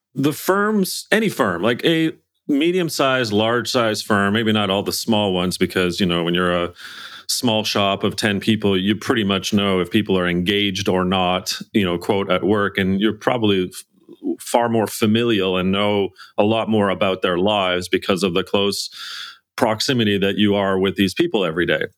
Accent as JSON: {"language": "English", "country": "Canada", "said": "I'm Canadian, we're English"}